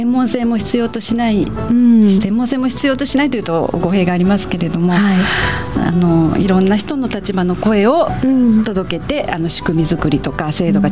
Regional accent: Kansai, Japan; 夫も関西人なんですけどそんなんやめとけやめとけって大変やからやめとけって言ってたんですけれども

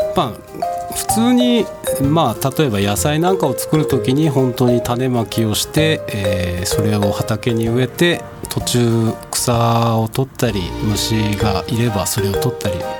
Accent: Karatsu, Saga, Japan; moved away as an adult; now in Tokyo, Japan; 出身は佐賀県の唐津市です

